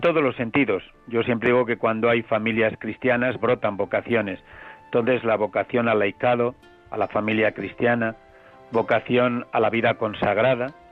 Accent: Villaseco del Pan, Castile and León, Spain; also born or lived in Toro; las buenas gentes de mi pueblo me recuerdan con cuatro o cinco años jugando a decir misa

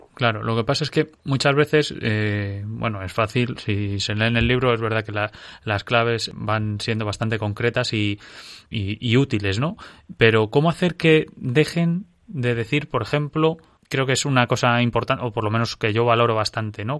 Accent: Madrid, Community of Madrid, Spain; que habla de Madrid, que es mi pueblo y el suyo

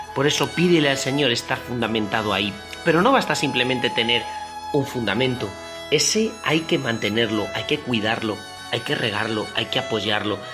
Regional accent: Toledo, Castilla-La Mancha, Spain; yo soy de Toledo

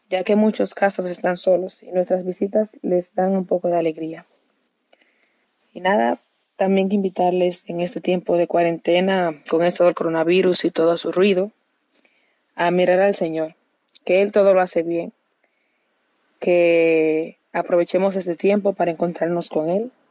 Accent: Santo Domingo, Distrito Nacional, Dominican Republic; tengo 21 años, soy virgen consagrada y vengo de Santo Domingo

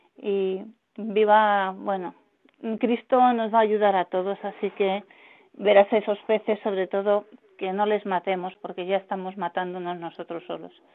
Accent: Madrid, Community of Madrid, Spain; also born or lived in Málaga; Yo soy de Madrid, pero la mitad soy malagueña de mi sangre

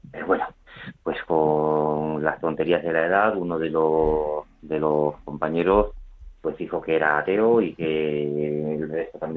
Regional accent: Badajoz, Extremadura, Spain; born there; Bueno, pues yo también nací en Badajoz, en una familia cristiana, somos seis hermanos y yo el segundo y único varón.

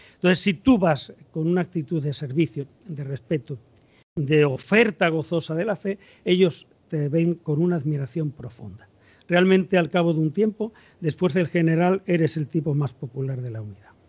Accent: Extremadura, Spain; now in Cartagena, Spain; yo soy extremeño, es decir, los extremeños somos sureños al menos la gente de Badajoz

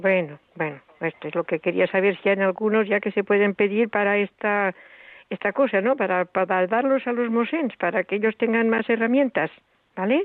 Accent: a village in Tarragona, Catalonia, Spain; soy de un pueblo de Tarragona

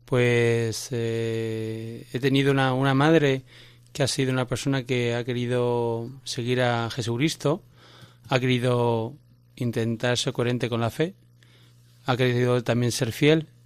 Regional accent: Cáceres, Extremadura, Spain; Pues soy de Cáceres.

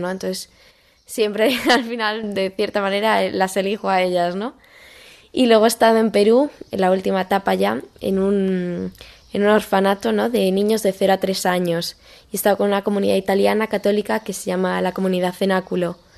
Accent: Madrid, Community of Madrid, Spain; also born or lived in Boadilla del Monte; tengo 18 años y soy de Madrid, vivo en Boadilla del Monte.

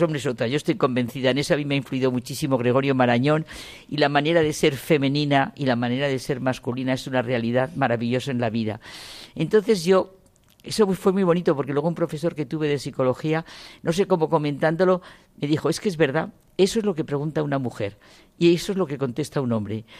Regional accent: Ciudad Rodrigo, Castile and León, Spain; Nací en Ciudad Rodrigo porque fue el año 36, el año de la guerra

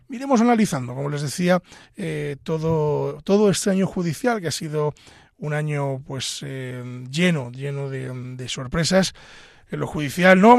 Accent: Pedro Bernardo, Castile and León, Spain; hemos eh, pasado esta noche de Navidad en, Pedro Bernardo, mi pueblo.

